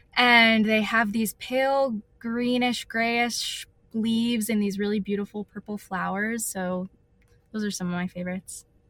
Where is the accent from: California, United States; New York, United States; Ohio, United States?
Ohio, United States; moved away as an adult; also born or lived in Vermont; now in Austin, United States; I grew up in Ohio and I went to school at the University of Vermont